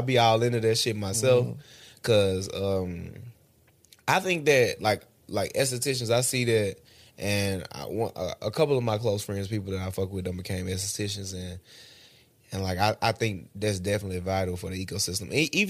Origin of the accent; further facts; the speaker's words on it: Oak Hill, United States; Like, I'm from Oak Hill. That's the country.